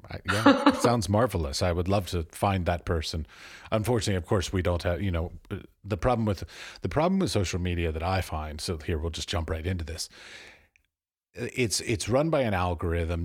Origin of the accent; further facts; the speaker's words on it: United States; moved away as an adult; also born or lived in Europe; I was born and raised in America